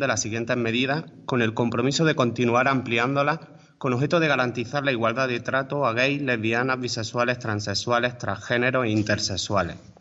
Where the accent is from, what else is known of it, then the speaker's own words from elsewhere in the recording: Alfacar, Andalusia, Spain; me siento mucho más orgulloso de, mi pueblo, de, de Alfacar